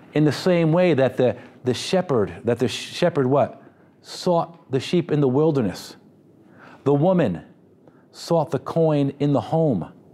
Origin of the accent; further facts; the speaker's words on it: United States; because I'm too American